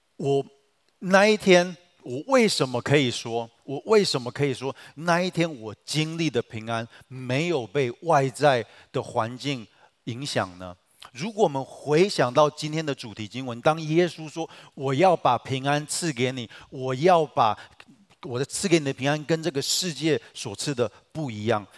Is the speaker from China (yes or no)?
no; Taiwan; 我们台湾人